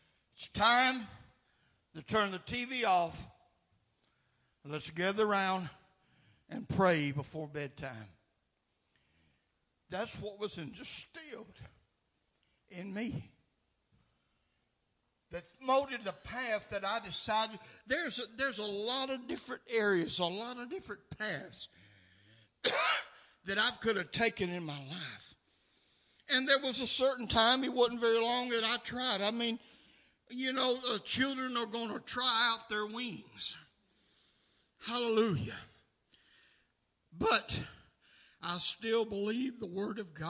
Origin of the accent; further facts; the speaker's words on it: Nashville, Tennessee, United States; The dead-end street that I was raised up on in South Nashville